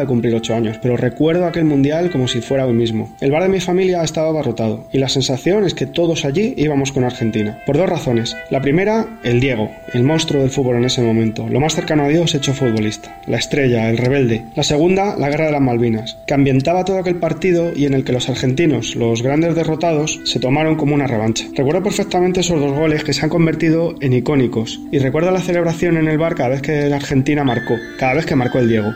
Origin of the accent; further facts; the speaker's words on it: Polán, Castilla-La Mancha, Spain; also born or lived in Toledo; de Toledo, aunque vivía en Polán en ese momento, en mi pueblo